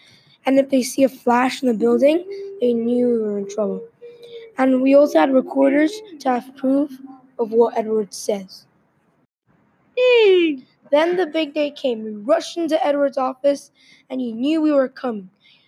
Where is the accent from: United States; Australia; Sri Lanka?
Australia; Later that evening, I saw an article on how Australia, my home country, had the most food wastage in the world.